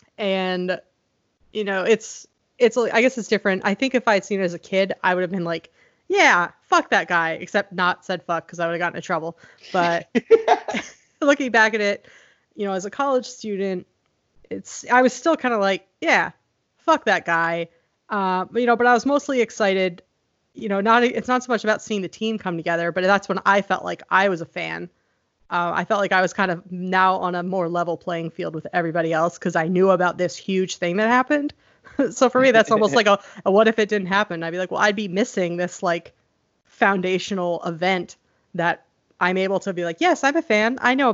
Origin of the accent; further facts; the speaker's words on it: Pennsylvania, United States; Yeah, because I grew up in Pennsylvania, and we had like AOL dial-up and no cable or anything.